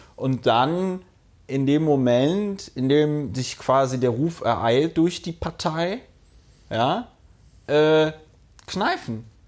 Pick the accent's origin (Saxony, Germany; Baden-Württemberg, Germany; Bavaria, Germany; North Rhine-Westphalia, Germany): North Rhine-Westphalia, Germany; Bonn; die Stadt Bonn, wo ich groß geworden bin